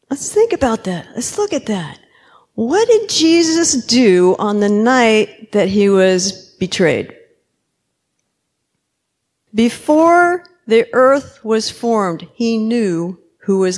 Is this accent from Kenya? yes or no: yes; Kenya; I'm Kenyan, so I'll try to keep it short